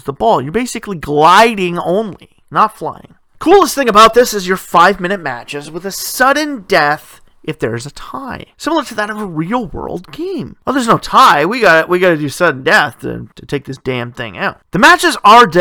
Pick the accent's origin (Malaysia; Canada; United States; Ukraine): Canada; I come from Canada